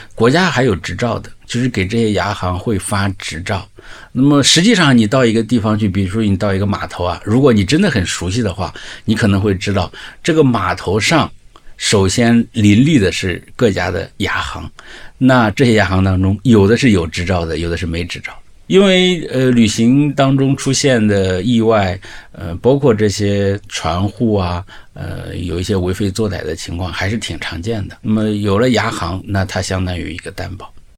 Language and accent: Chinese; the North, northern China, China; 我是北方来的，我是完全在旱地上长大的